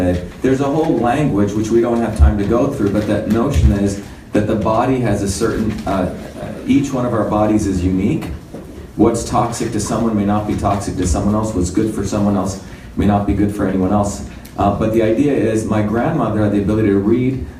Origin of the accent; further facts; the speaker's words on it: Mumbai, Maharashtra, India; moved away; also born or lived in South India; I grew up in India as a young kid. India is very different. It's a country within countries. So I grew up in the India of Bombay, but I also grew up in India of a small village in deep South India.